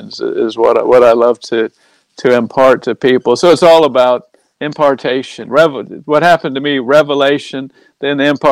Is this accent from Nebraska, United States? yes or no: no; Orange Park, Florida, United States; moved away as an adult; also born or lived in Jacksonville, Florida / London / Cornwall; now in United Kingdom; that's where I grew up, was in Orange Park